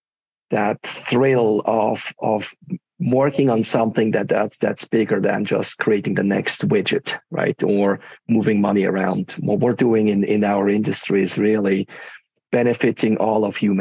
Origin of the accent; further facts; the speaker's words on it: Switzerland; moved away as an adult; also born or lived in United States; I'm originally from Switzerland